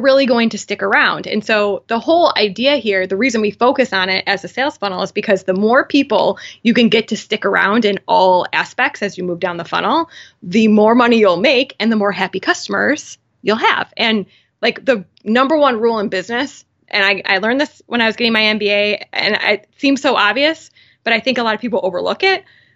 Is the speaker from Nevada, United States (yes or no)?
no; Buffalo, New York, United States; I'm from Buffalo